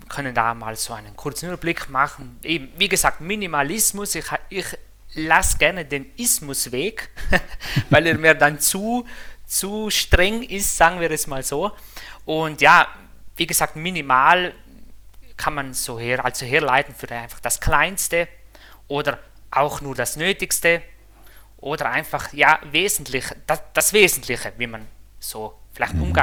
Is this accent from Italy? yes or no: yes; Trentino-Alto Adige, Italy; Also ich bin aus Südtirol, also sagen wir, das ist eine kleine Sprachinsel in Italien, die an der Grenze zu, zu, zu, zu, zu der Schweiz liegt.